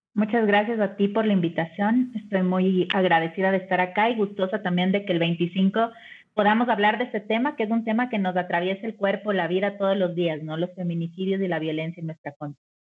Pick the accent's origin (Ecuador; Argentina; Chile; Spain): Ecuador; en Ecuador, que es de donde yo vengo